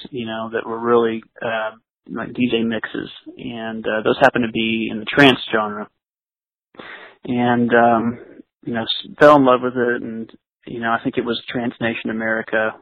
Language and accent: English; East Texas, United States; I'm originally from East Texas, so the closest major city where I was from is Dallas